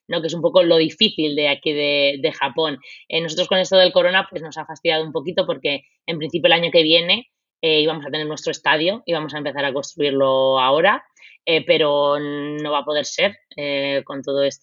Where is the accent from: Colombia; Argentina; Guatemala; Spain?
Spain; moved away as an adult; Bueno, eso, con eso venimos desde España ya puesto en la mochila